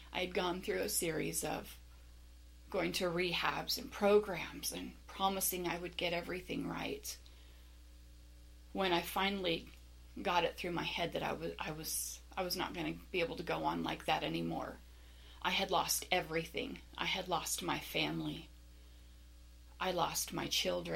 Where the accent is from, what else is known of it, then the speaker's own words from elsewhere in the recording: Las Vegas, Nevada, United States; I was born and raised in the Las Vegas area